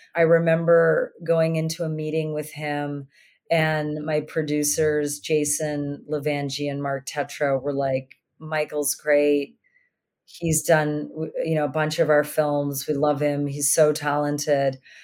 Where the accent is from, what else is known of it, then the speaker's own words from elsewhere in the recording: Sydney, Nova Scotia, Canada; growing up in Sydney, Cape Breton